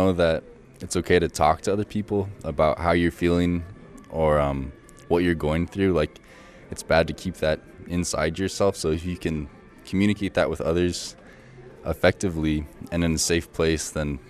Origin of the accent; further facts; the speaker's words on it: Nome, Alaska, United States; I'm 22 years old. I'm also from Nome, Alaska. Wilson's my brother